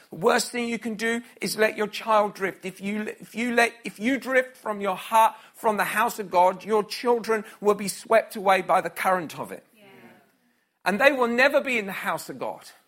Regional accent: Scotland, United Kingdom; I was from Scotland

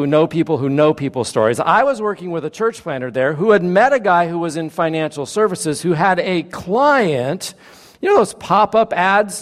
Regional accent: Napa, California, United States; I grew up in Napa, not far from here

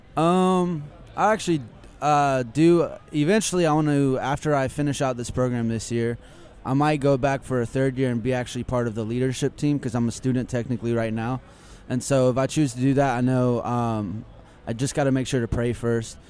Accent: Lakeland, Florida, United States; I'm actually from Lakeland, Florida

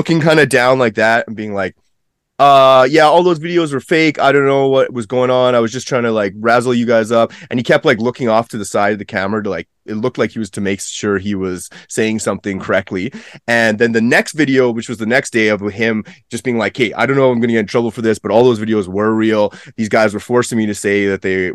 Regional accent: Edmonton, Alberta, Canada; I'm from Edmonton.

